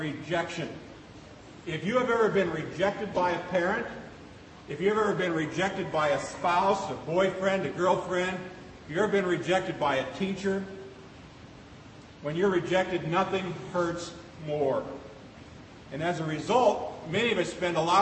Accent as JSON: {"language": "English", "town": "Seward", "region": "Nebraska", "country": "United States", "tie": "born or raised there", "moved": "yes", "said": "as a kid growing up in Seward, Nebraska, going to the Seward County Fair"}